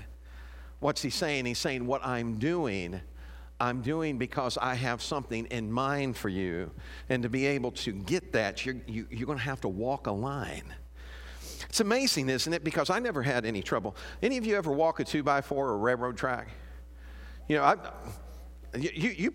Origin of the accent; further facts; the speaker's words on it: Chicago, Illinois, United States; moved away; I'm from Chicago